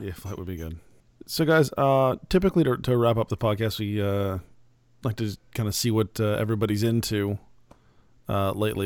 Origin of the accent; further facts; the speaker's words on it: Phoenix, Arizona, United States; moved away; I'm originally from Phoenix